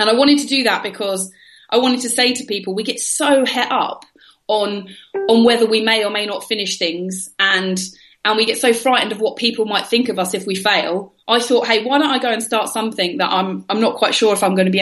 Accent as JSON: {"language": "English", "region": "London", "country": "United Kingdom", "tie": "born or raised there", "said": "I was raised in London in the UK"}